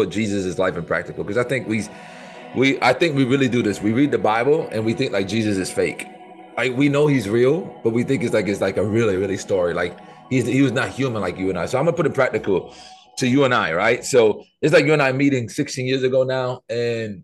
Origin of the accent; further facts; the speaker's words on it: New York City, New York, United States; I was born in the South Bronx